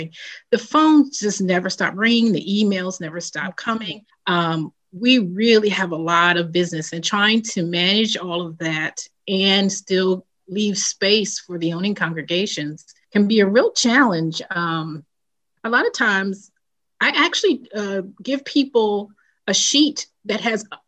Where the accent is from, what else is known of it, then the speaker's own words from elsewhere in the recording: New Jersey, United States; now in Maryland, United States; I'm originally from New Jersey.